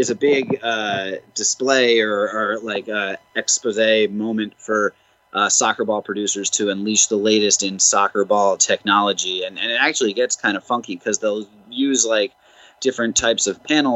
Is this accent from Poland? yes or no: no; Millburn, New Jersey, United States; my hometown of Milburn, New Jersey